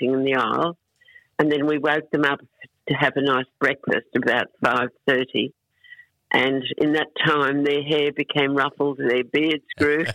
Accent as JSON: {"language": "English", "town": "Brisbane", "region": "Queensland", "country": "Australia", "tie": "born or raised there", "also_born_or_lived": "Melbourne", "said": "I was born and bred in Brisbane"}